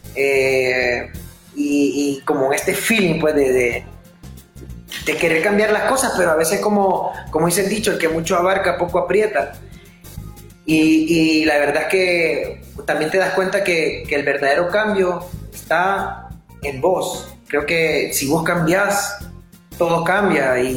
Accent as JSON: {"language": "Spanish", "country": "Honduras", "moved": "as an adult", "said": "yo me fui de Honduras, yo estuve como seis años fuera de Honduras. Entonces yo regresé a finales de 2014"}